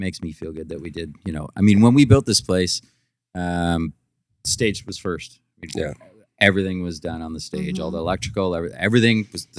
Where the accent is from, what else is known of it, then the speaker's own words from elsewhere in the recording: Orillia, Ontario, Canada; I grew up in Aurelia, like Aurelia was, I don't know, maybe 18 or 20,000 people.